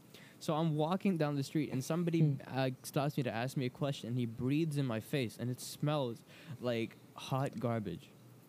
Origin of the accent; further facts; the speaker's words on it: New York, United States; moved away; I grew up in New York and near like, the more hipster area.